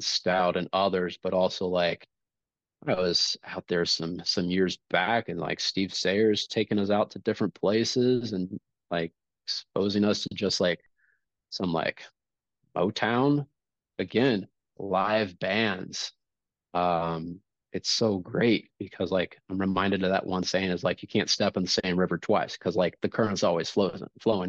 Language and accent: English; Kansas City, United States; growing up in Kansas City